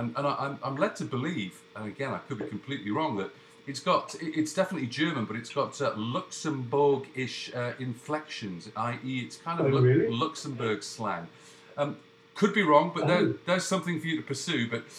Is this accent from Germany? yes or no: no; England, United Kingdom; now in Canada; Well, I'm English. It was very confusing. I'm English, I live in Canada, and I'm communicating with you through a Google account that's based in New York.